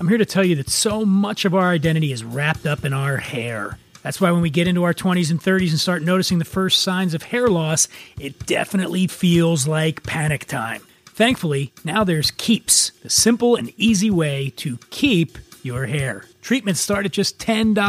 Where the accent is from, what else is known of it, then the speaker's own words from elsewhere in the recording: Philadelphia, Pennsylvania, United States; I grew up on the East Coast from Philadelphia.